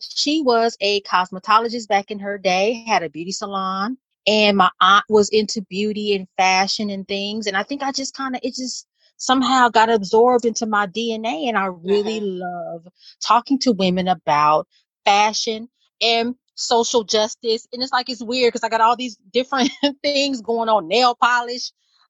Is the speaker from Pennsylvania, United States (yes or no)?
no; Los Angeles, California, United States; I am from South Central Los Angeles, right near the intersection of Crenshaw and Slauson.